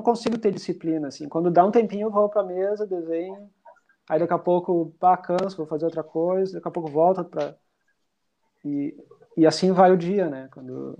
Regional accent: Rosário do Sul, Rio Grande do Sul, Brazil; now in Porto Alegre, Brazil; Eu sou de Rosário do Sul, mas eu moro aqui em Porto Alegre já faz tempo

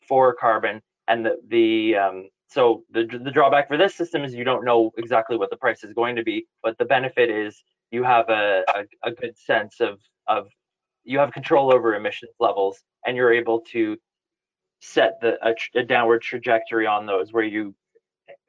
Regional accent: Ottawa, Ontario, Canada; moved away as an adult; now in United Kingdom; So I'm originally from Ottawa. I moved over to the UK about 18 years ago.

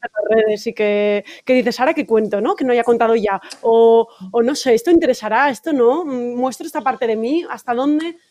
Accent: Valencia, Valencian Community, Spain; moved away; Yo soy de Valencia y claro, mi familia está allí

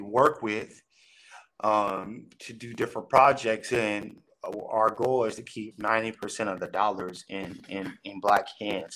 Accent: Long Beach, California, United States; born and raised in Long Beach, California. So I'm a Cali boy

